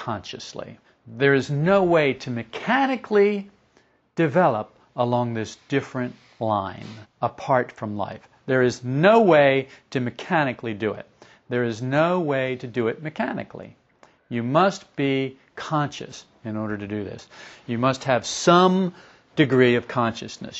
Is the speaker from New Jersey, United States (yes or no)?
yes; New Jersey, United States; moved away; also born or lived in Florida; I was raised in New Jersey